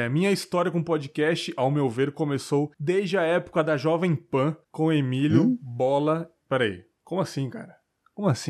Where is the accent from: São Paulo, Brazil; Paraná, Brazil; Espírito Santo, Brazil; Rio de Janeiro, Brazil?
São Paulo, Brazil; Mauá; tenho 40 anos, sou de Mauá, Mauá, São Paulo.